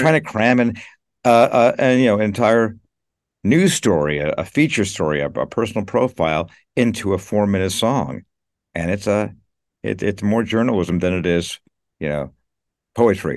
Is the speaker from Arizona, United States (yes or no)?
no; Los Angeles, California, United States; moved away as an adult; now in New York, United States; I was born and raised in L A.